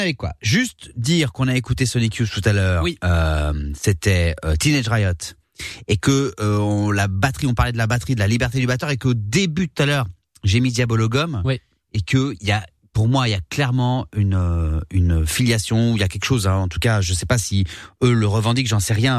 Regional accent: Réunion; j'ai grandi à la Réunion

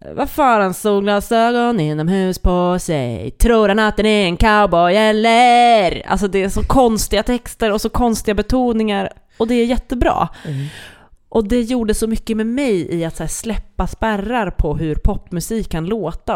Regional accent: Sweden; first language Swedish; som svensk med det som modersmål

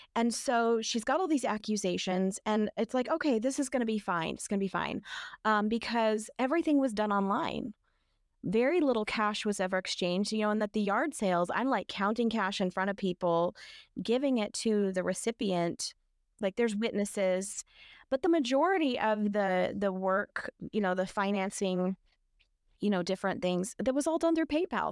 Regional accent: North Idaho, United States; moved away; also born or lived in Washington State; I had come from Washington State. I'm from North Idaho, kind of the land of crunchiness

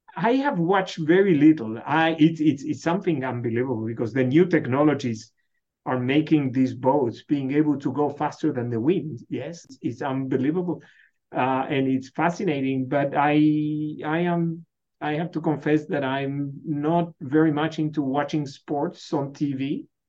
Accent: Buenos Aires, Argentina; now in Michigan, United States; I was born in Buenos Aires.

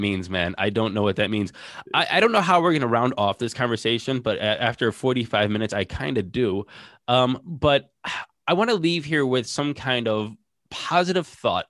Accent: Ohio, United States; we're from Ohio

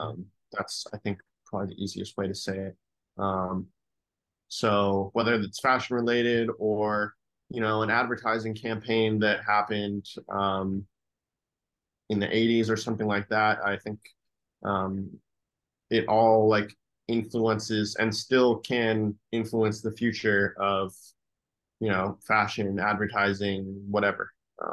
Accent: New York, United States; born there; also born or lived in Chicago / San Francisco / Los Angeles; I was born in New York. I lived in Chicago for a period of time, then San Francisco, and then Los Angeles.

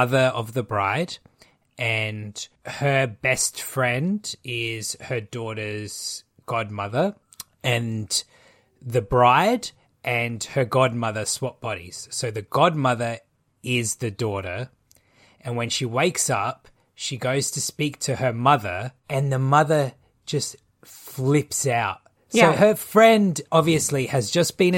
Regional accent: Malta; I'm Maltese

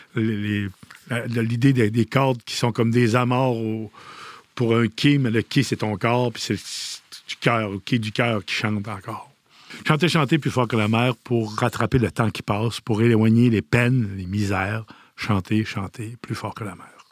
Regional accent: Petite-Vallée, Quebec, Canada; je suis originaire de Petite-Vallée, né à la Longue-Pointe, même dans l'auberge de ma mère

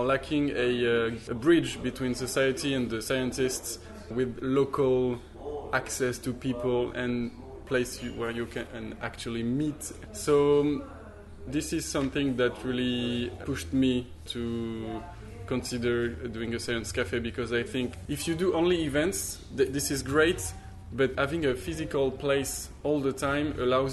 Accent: Toulouse, Occitania, France; we are from Toulouse.

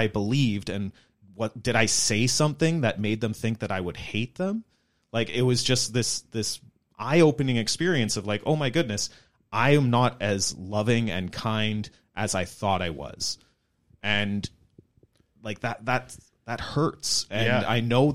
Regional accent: Chilliwack, British Columbia, Canada; I grew up in the Mennonite church, maybe a slightly larger community in Chilliwack rather than on the prairies

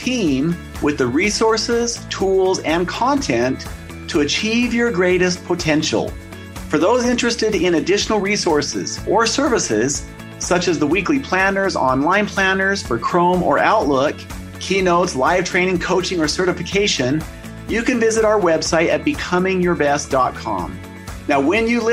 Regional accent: Salt Lake City, Utah, United States; in my home state in Salt Lake City, Utah

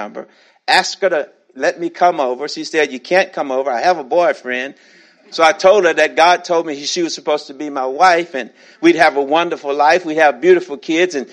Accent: Shreveport, Louisiana, United States; now in Atlanta, United States; When I was growing up in Shreveport, Louisiana

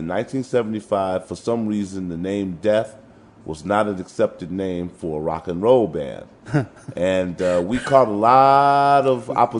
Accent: Detroit, Michigan, United States; we grew up in Detroit.

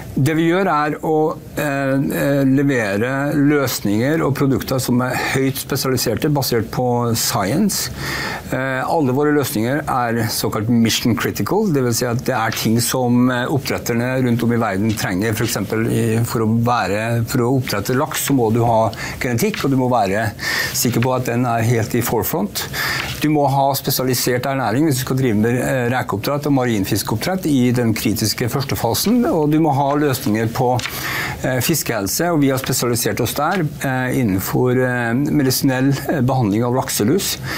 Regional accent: Norway; som du hører så er jeg norsk

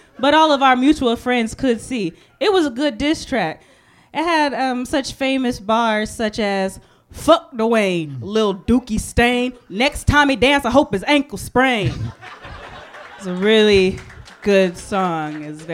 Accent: Texas, United States; I'm from Texas, so Texas Southern white would have been different, but it was Vermont white.

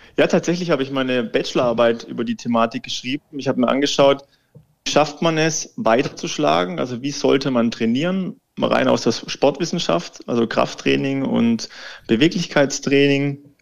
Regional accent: Baden-Württemberg, Germany; moved away; Ich komme ja ursprünglich aus Baden-Württemberg, aus einem ganz, ganz kleinen Kaff und der Golfplatz, der Golfclub ist eigentlich um das Dorf rum gebaut

